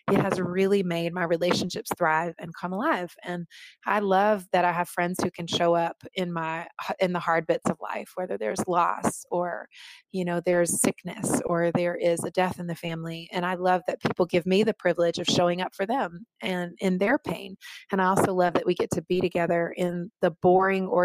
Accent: the South, United States; And being born and raised in the South, as I've already said, you know, I learned a lot about truth telling.

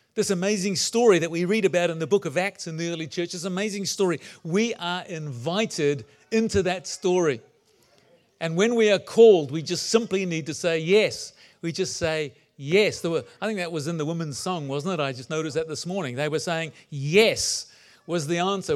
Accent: New Zealand; also born or lived in England; I was born in England and lived there till I was nine, then moved to New Zealand

